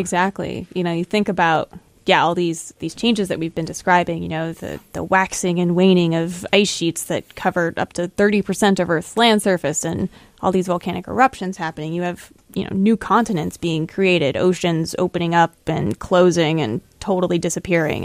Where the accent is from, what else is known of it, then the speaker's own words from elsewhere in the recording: Florida, United States; moved away as an adult; also born or lived in Buffalo, New York; now in New Hampshire, United States; I grew up in Florida, And I went to grad school in Buffalo, New York, and now I'm in New Hampshire